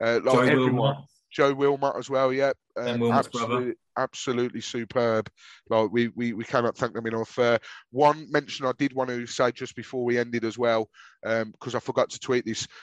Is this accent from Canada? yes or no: no; Birmingham, West Midlands, United Kingdom; accent: Brummy; my whining Brummy accent